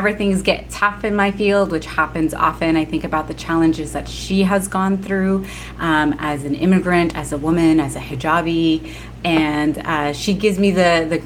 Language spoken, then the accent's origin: English; New Jersey, United States; My siblings and I were all born and raised in Jersey